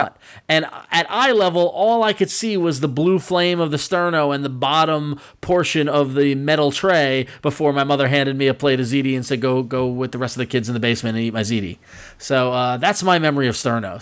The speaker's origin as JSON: {"language": "English", "town": "Dix Hills", "region": "New York", "country": "United States", "tie": "born or raised there", "said": "they built the college in Dix Hills out in Suffolk County, actually by where I grew up"}